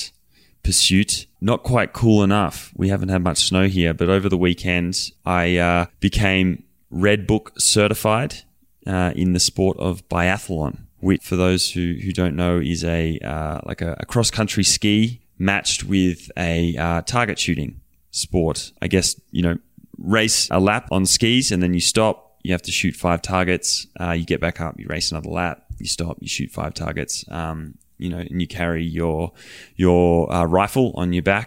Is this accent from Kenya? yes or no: no; Australia; moved away; also born or lived in Colorado; I'm Aussie